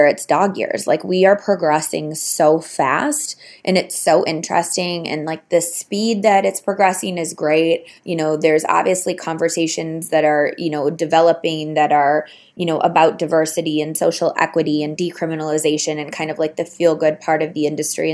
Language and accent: English; Arizona, United States; my home state